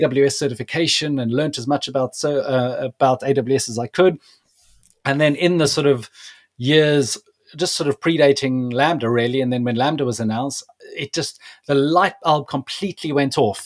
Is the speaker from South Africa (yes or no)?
yes; South Africa; moved away; I'm originally from South Africa